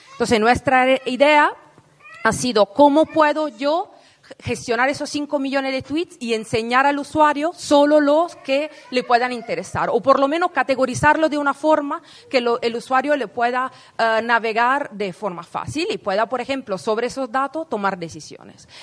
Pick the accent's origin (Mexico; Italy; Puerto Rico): Italy; Spanish is a second language; moved away as an adult; now in Madrid, Spain; yo soy italiana, me mudé hace 10 años aquí en Madrid para estudiar un máster en investigación.